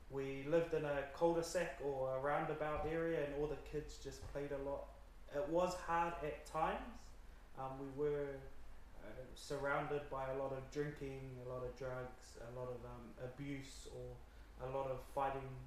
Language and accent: English; Auckland, New Zealand; Okay, so I'm from New Zealand, um, Auckland, born and bred in GI. A lot of Cook Islanders there. Yeah, so we were born and bred in GI, Point England.